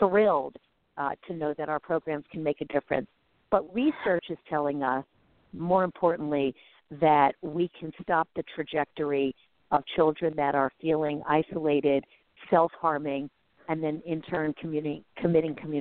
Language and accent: English; New York City, New York, United States; I grew up in New York City